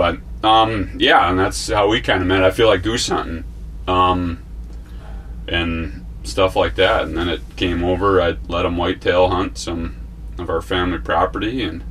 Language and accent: English; Wisconsin, United States; also born or lived in Utah; now in Rushford, United States; I'm from Wisconsin. He's from Illinois. And now currently live in Minnesota and Montana.